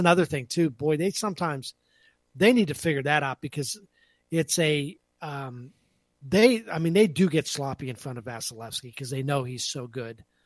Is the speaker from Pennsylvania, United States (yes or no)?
yes; Pennsylvania, United States; When I was a little kid growing up in Pennsylvania